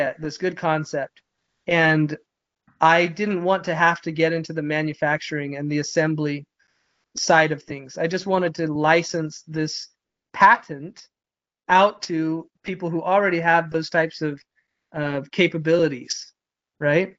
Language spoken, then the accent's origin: English; Midvale, Utah, United States; I grew up in Midvale, Utah